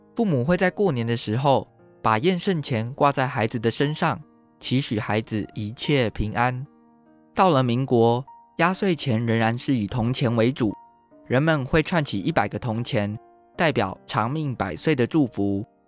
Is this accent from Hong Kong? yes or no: no; Taiwan; 台湾是一块宝岛，同时也是我们的家乡